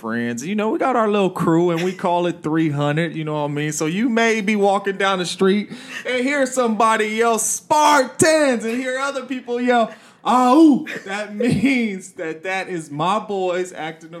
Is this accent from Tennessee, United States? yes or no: no; San Jose, California, United States; East side, south side for me.